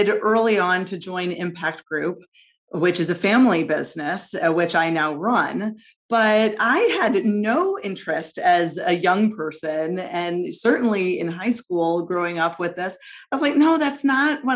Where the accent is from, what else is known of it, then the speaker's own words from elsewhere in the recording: St. Louis, Missouri, United States; moved away as an adult; I've enjoyed being back in my hometown